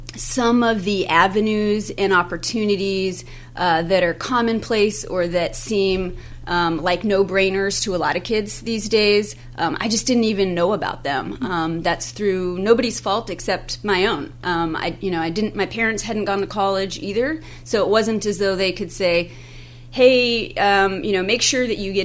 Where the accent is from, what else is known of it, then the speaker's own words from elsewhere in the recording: Alaska, United States; from that region, probably about an hour outside of Anchorage. So, so I grew up in Christian school